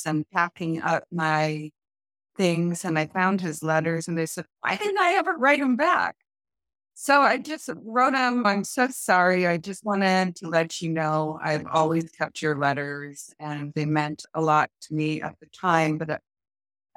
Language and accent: English; United States; moved away as an adult; also born or lived in southwestern France; now in France; I'm American, who is moving or working or living in France